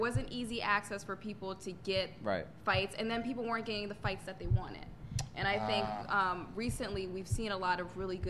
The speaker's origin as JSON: {"language": "English", "region": "Connecticut", "country": "United States", "tie": "born or raised there", "also_born_or_lived": "Jacksonville, Florida", "said": "I was born and raised in Connecticut."}